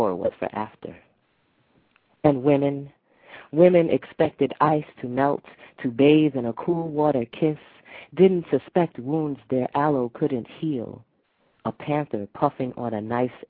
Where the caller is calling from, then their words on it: New York City, New York, United States; I'm calling from New